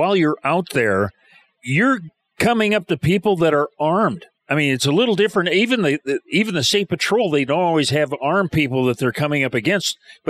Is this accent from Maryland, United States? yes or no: no; Romeo, Michigan, United States; I grew up in Michigan right there at Romeo